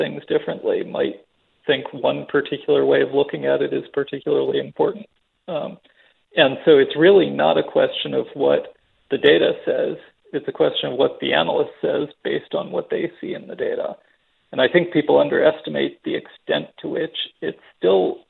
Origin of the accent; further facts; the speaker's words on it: Philadelphia, Pennsylvania, United States; moved away; I grew up in Philadelphia. I was a Flyers fan as a kid